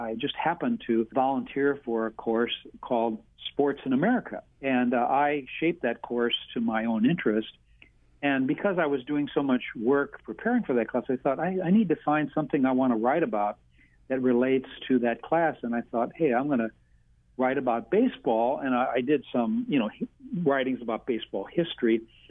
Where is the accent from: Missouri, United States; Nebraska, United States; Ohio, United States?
Missouri, United States; St. Louis; now in Hawaii, United States; I grew up in St. Louis.